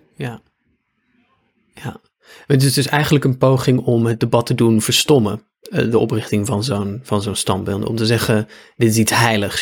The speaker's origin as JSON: {"language": "Dutch", "town": "Apeldoorn", "region": "Gelderland", "country": "Netherlands", "tie": "born or raised there", "said": "de gemeente waar ik ben opgegroeid, Apeldoorn"}